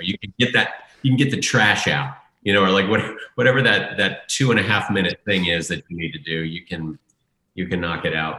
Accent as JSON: {"language": "English", "country": "United States", "tie": "born or raised there", "said": "I grew up in Redskin country"}